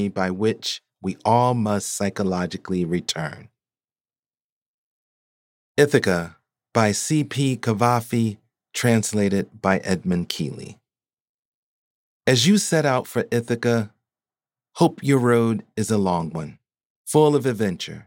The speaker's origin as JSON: {"language": "English", "region": "Pennsylvania", "country": "United States", "said": "my home state certainly delivers on creative town names, like the aspirational of Paradise, Pennsylvania"}